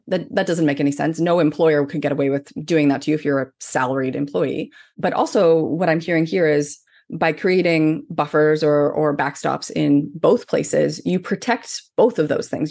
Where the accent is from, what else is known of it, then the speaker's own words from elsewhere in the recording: Canada; I'm Canadian